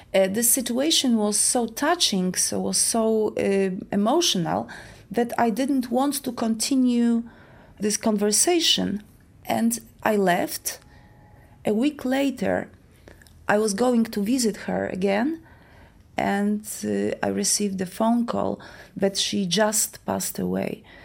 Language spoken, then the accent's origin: English; Poland; I live in Warsaw, in Poland. I was born in Poland